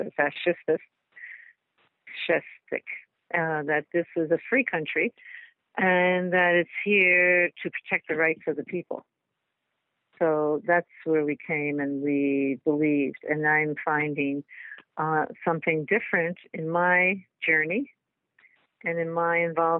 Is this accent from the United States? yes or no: yes; Elizabeth, New Jersey, United States; moved away as an adult; also born or lived in Germany; I was raised in Elizabeth, New Jersey